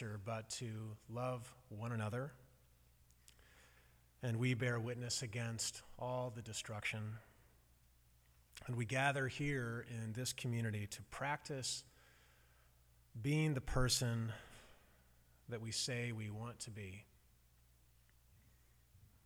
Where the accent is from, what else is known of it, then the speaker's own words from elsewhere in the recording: Midwest, United States; accent: Midwesterner; moved away; It's Midwesterner